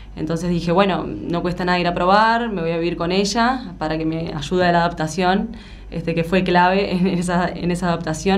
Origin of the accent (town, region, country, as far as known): Uruguay; moved away as an adult; now in Buenos Aires, Argentina